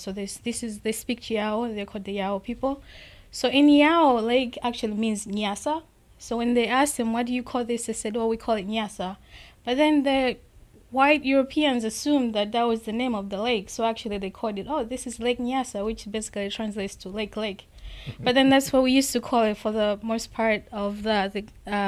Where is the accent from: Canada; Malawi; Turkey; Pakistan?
Malawi; moved away as an adult; also born or lived in Troy, Alabama; now in Minnesota, United States; I grew up in Africa, specifically in Malawi